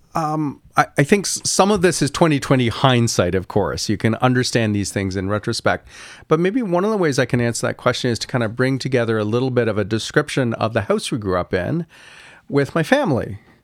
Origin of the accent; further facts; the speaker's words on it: Kingston, Ontario, Canada; I grew up in Kingston, Ontario